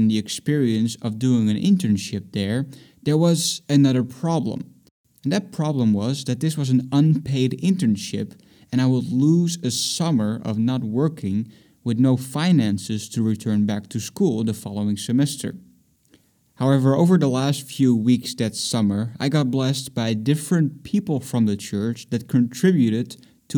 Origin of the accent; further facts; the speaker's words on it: Netherlands; moved away as an adult; also born or lived in Boston; I'm from the Netherlands